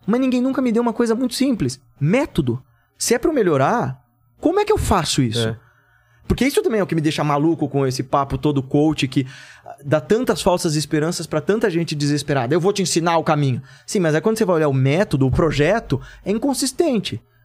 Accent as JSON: {"language": "Portuguese", "country": "Brazil", "tie": "born or raised there", "said": "eu cresci na Coab"}